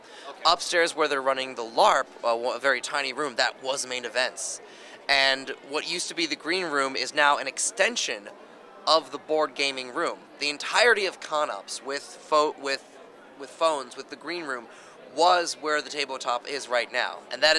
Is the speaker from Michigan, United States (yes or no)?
no; Bucks County, Southeastern Pennsylvania, United States; This is my hometown convention. Southeastern Pennsylvania, I'm a Bucks County boy, born and raised